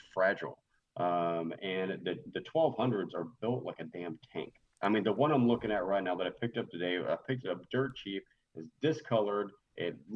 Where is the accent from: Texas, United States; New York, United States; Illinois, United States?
Texas, United States; I'm Texan